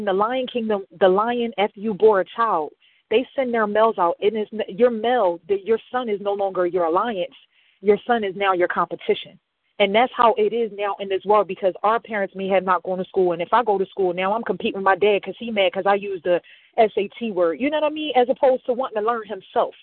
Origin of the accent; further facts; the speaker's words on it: Camden, New Jersey, United States; I'm from Camden, New Jersey